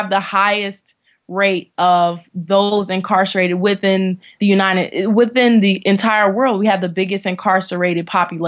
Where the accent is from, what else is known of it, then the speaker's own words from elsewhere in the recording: Washington, District of Columbia, United States; I was born and raised in Washington, D.C. I lived most of my life with my maternal grandmother